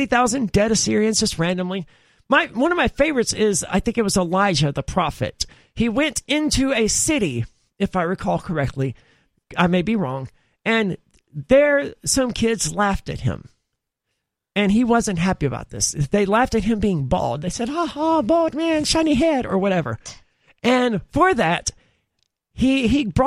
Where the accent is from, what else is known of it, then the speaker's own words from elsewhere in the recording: the South, United States; I'm from the South